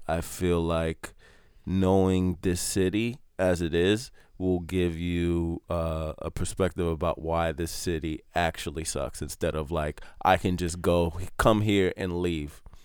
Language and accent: English; New York City, New York, United States; I grew up in New York and I grew up in the project